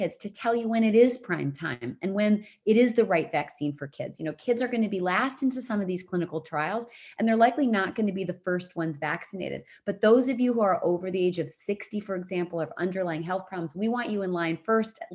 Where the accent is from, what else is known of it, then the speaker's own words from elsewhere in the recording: Minnesota, United States; also born or lived in Seattle / California / Pennsylvania; now in Madison, United States; I was born and raised in Minnesota